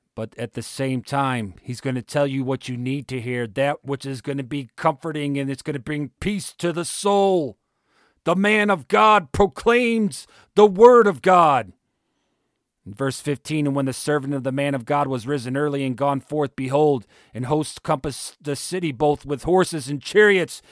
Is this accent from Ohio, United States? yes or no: yes; Ohio, United States; moved away; my home state of Ohio